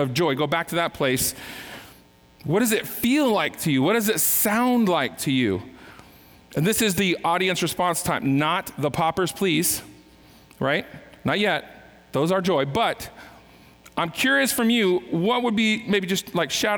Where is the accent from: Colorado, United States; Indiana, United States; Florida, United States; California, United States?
California, United States; I was born in California